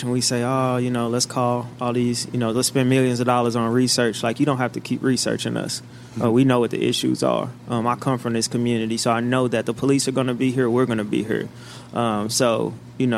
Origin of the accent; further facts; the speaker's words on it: St. Louis, Missouri, United States; We're both from the South Side